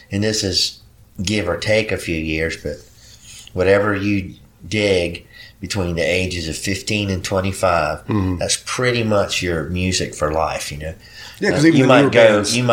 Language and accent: English; Puerto Rico; English is a second language; now in United States; when I first moved to the United States, I came here from Puerto Rico, mm-hmm. and I didn't speak English real well at first.